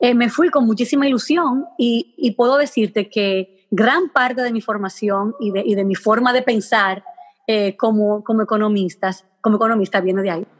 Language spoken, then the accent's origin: Spanish; Hato Mayor del Rey, Hato Mayor, Dominican Republic; moved away as an adult; also born or lived in Santo Domingo; yo soy de Mayor del Rey, un pueblecito pequeño